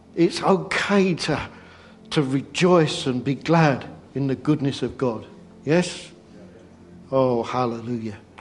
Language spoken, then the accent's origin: English; England, United Kingdom; we're English